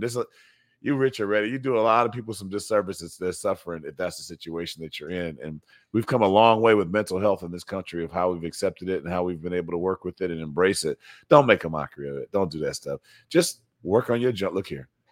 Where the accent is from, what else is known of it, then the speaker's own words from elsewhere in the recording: Evanston, Illinois, United States; I'm from Evanston.